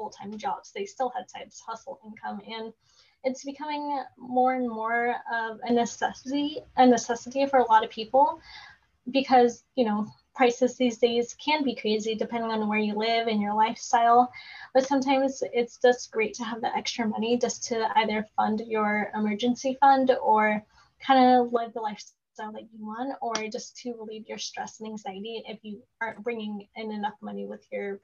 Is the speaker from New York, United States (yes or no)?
no; Oregon, United States; So I live in Oregon. So I'm from Oregon